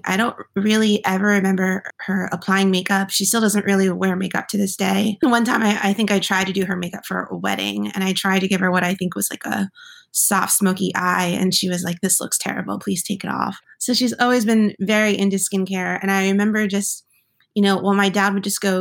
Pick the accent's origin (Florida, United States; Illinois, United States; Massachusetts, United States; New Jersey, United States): New Jersey, United States; I grew up in New Jersey.